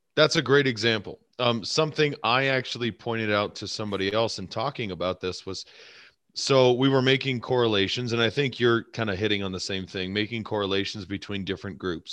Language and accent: English; United States